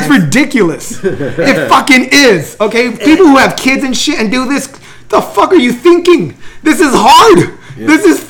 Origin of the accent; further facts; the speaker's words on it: El Monte, California, United States; I grew up in Almonte. You sure? Almonte, California.